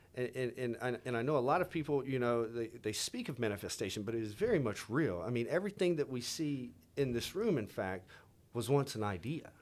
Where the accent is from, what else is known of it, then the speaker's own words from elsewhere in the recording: Louisiana, United States; I grew up in Louisiana, man, you know, like, southern, you know, the South